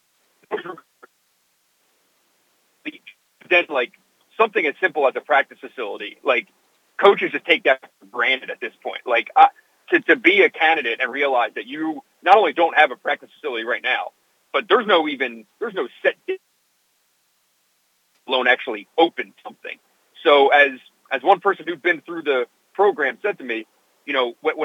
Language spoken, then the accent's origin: English; Philadelphia, Pennsylvania, United States; I grew up in Philadelphia